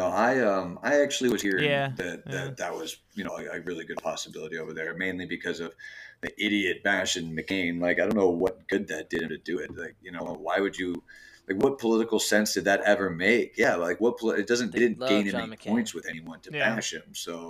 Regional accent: Michigan, United States; I'm a Midwesterner. No, I did talk some shit about Michigan, but I'm from Michigan.

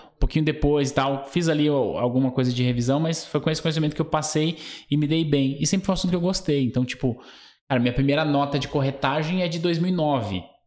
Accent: São Paulo, Brazil; eu nasci no bairro chamado Vila Nova Curuçá, em São Miguel

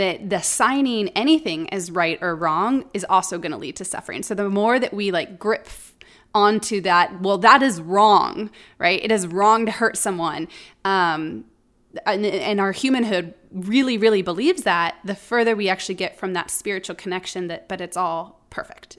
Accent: Omaha, Nebraska, United States; also born or lived in Colorado; before moving back to Omaha, my hometown

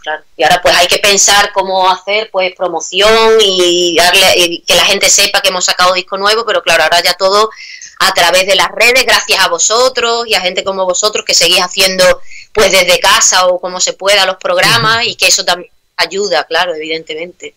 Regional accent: Badajoz, Extremadura, Spain; moved away as an adult; also born or lived in Seville; now in Prague, Czech Republic; soy española, soy extremeña del sur de España, de Badajoz

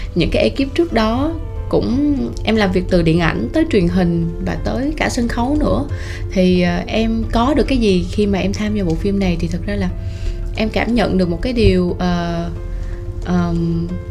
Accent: Tiền Giang, Vietnam; born or raised there; moved away

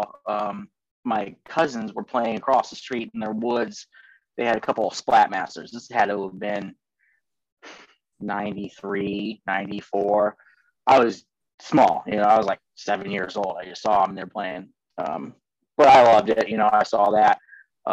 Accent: Ohio, United States; also born or lived in Columbus, Ohio / Bowling Green, Ohio; I'm an Ohio boy, born and raised in Ohio.

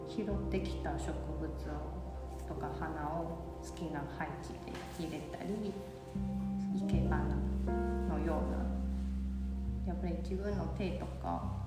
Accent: Taipei, Taiwan; Japanese is a second language; moved away as an adult; now in Kyoto, Japan; 台北出身で、えっと、現在今京都活動して

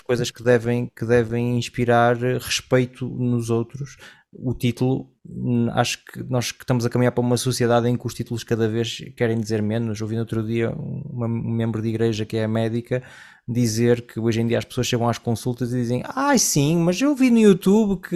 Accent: Portugal; moved away; also born or lived in Collonges; eu venho de Portugal num, numa época, não sei como é que é hoje, já não estou lá há muitos anos

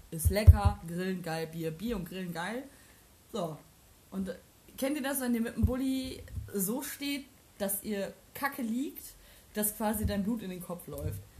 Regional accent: Germany; Ich bin froh, in Deutschland geboren zu sein

